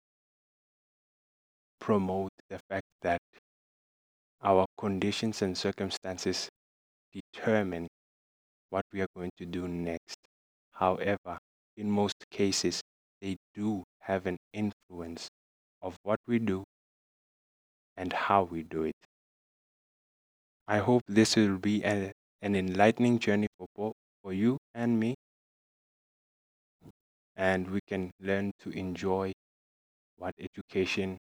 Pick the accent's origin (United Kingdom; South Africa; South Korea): South Africa; Middelburg, Mpumalanga; I'm from Middelburg, Mpumalanga, South Africa